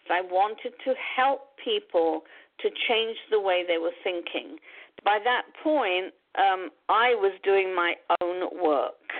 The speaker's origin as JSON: {"language": "English", "region": "London", "country": "United Kingdom", "tie": "born or raised there", "moved": "as an adult", "lives_now": "United States"}